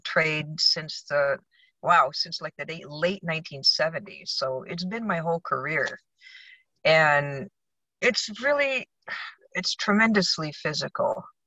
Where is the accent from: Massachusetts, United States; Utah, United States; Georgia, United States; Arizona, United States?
Arizona, United States; Tucson; moved away as an adult; also born or lived in Michigan; now in California, United States; I was born in Michigan, and my family moved to Tucson in uh, in the mid '60s. So I grew up in the West